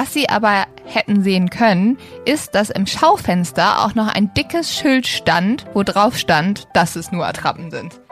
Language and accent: German; Sweden; ja, ich bin übrigens auch in Schweden aufgewachsen und die immer so, ja, du siehst auch total schwedisch aus.